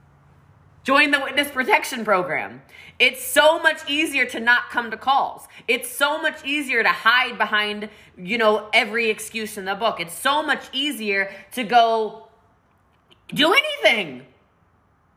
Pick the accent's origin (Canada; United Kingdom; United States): United States; Maryland; I'm from Maryland where we have mountains.